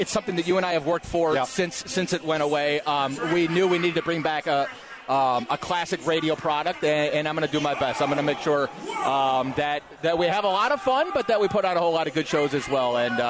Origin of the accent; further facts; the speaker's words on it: Cleveland, Ohio, United States; moved away; I grew up outside of Cleveland.